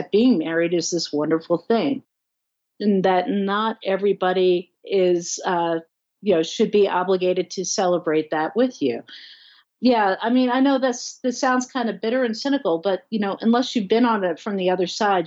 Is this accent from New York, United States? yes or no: no; New Jersey, United States; moved away as an adult; now in Colorado, United States; I'm from Jersey